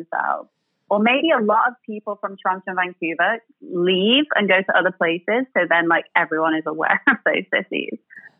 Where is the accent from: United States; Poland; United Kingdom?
United Kingdom; England; It's funny because, as you may have guessed, I'm from England.